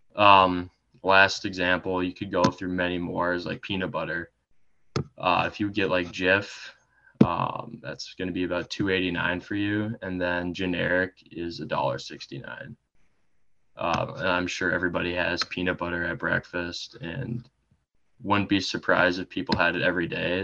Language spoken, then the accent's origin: English; Eden Prairie, Minnesota, United States; I am from Eden Prairie, Minnesota.